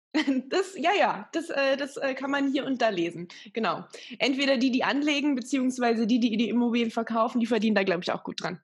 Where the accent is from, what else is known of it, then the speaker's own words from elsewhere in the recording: Magdeburg, Saxony-Anhalt, Germany; now in Bavaria, Germany; meiner alten Heimat Magdeburg